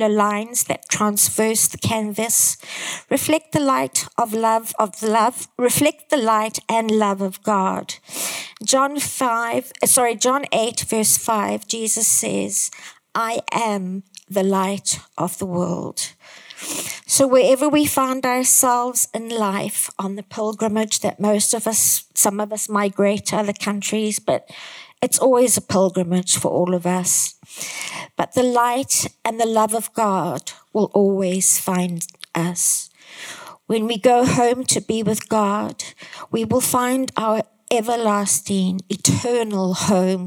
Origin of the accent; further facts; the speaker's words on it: Zimbabwe; I come from Zimbabwe